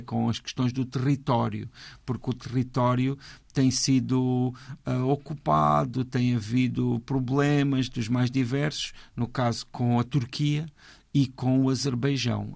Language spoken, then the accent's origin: Portuguese; Portugal; como português